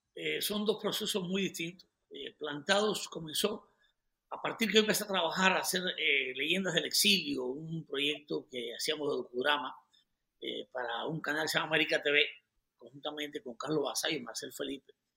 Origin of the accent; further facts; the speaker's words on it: Cuba; also born or lived in Colombia; now in United States; yo viajé por el mundo durante 26 años, 25 años, con el pasaporte cubano.